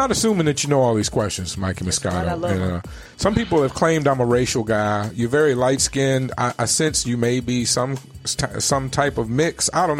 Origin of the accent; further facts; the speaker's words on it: Richmond, Virginia, United States; moved away as an adult; now in Arizona, United States; I grew up in Richmond, Virginia, and I just moved here 3 years ago. Mm-hmm. So other than college, most of my life I spent in Richmond.